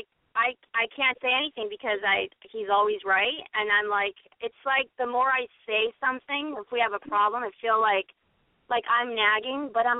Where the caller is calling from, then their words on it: Los Angeles, California, United States; I'm 35. I'm calling from Los Angeles.